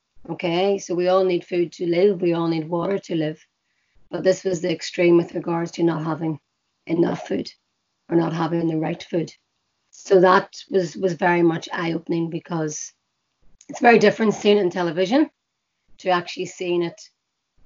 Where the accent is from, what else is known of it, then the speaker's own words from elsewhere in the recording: Belfast, Northern Ireland, United Kingdom; I live and I was born in Belfast